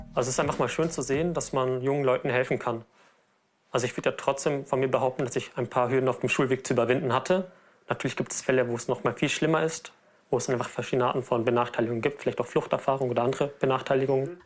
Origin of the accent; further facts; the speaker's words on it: Lower Bavaria, Germany; Also ich komme aus Niederbayern und ähm, äh, es gab in dem Ort, wo ich herkomme, keine barrierefreie äh, Realschule, Grundschule, Gymnasium